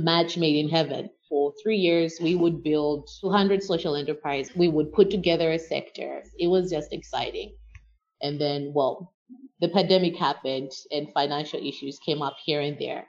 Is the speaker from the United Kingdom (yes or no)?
no; Malawi; as a Malawian